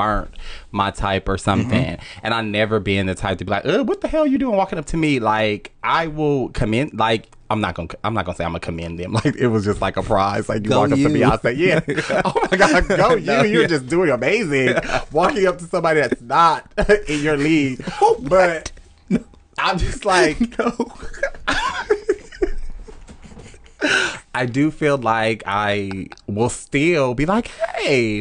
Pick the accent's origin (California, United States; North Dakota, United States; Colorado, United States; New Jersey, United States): California, United States; Compton; I'm from Compton